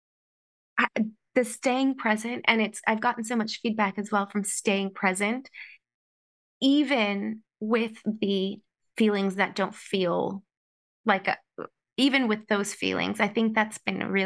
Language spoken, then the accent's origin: English; United States; moved away; I'm American